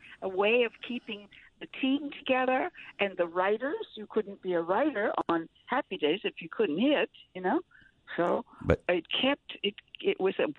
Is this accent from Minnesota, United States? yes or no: yes; Minnesota, United States; moved away; I'm from Minnesota. My mother was a Canadian.